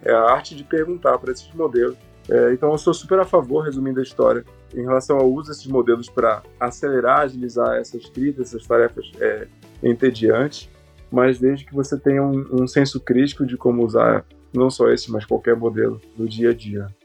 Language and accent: Portuguese; Santarém, Pará, Brazil; moved away as an adult; Eu sou natural do estado do Pará, então, na minha cidade, no caso Santarém, não existia graduação em engenharia